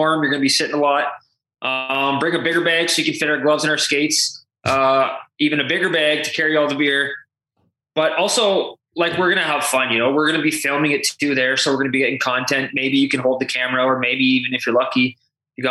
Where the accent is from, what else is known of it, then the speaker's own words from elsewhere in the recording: Calgary, Alberta, Canada; I'm from Calgary